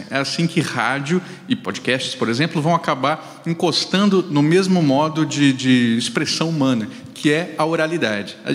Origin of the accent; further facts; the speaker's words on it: Mato Grosso do Sul, Brazil; also born or lived in Rio Grande do Sul; Mas olha que o sotaque é uma loucura, porque eu sou sul-mato-grossense.